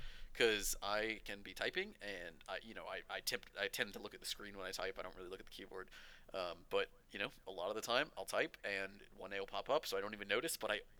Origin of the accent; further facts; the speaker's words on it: Portsmouth, Virginia, United States; I was born in Norfolk, well, technically Portsmouth